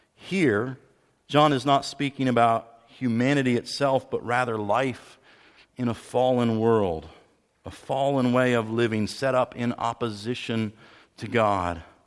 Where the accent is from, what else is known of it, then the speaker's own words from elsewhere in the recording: Pennsylvania, United States; moved away; I'm from Pennsylvania originally